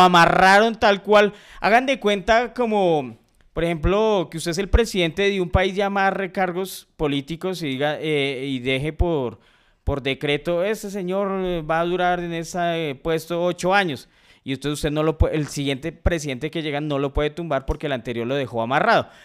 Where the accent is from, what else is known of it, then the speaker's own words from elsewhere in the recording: Colombia; nosotros como colombianos pertenecemos a la CONMEBOL